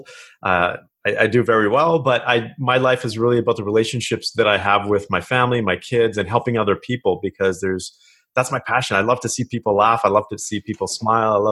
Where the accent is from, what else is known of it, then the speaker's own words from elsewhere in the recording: Kelowna, British Columbia, Canada; moved away as an adult; now in Ontario, Canada; I grew up in Kelowna, British Columbia.